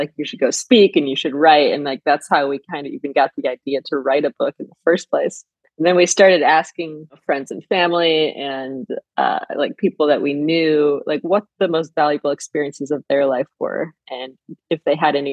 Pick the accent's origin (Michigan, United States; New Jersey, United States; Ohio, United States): Michigan, United States; Flint; moved away as an adult; now in Los Angeles, United States; I grew up in Flint, Michigan